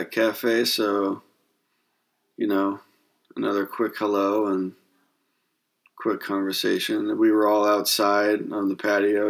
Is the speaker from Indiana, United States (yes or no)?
no; Northern California, United States; where I grew up in Northern California.